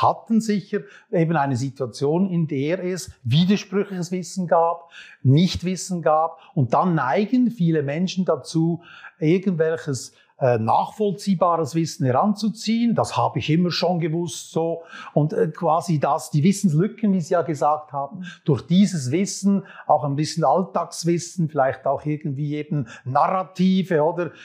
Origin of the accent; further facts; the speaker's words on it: Switzerland; als Schweizer Bürger